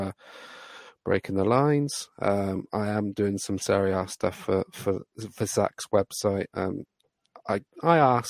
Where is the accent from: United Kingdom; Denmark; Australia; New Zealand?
United Kingdom; I am British